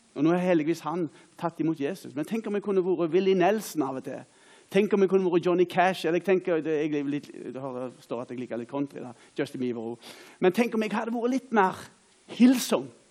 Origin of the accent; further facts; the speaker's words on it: Åkrehamn, Rogaland, Norway; Jeg er da ifra Åkra